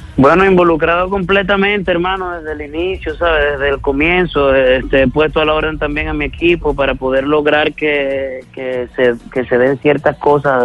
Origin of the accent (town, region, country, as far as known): Venezuela